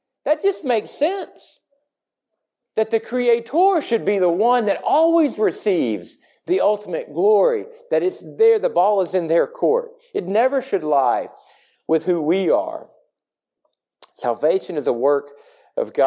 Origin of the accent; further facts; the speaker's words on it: the South, United States; we are from the South, because we live in the Bible Belt